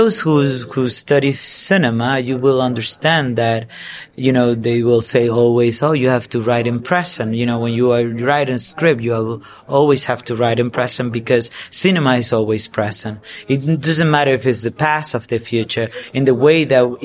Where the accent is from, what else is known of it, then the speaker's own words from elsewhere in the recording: Dominican Republic; English is a second language; I'm from the Dominican Republic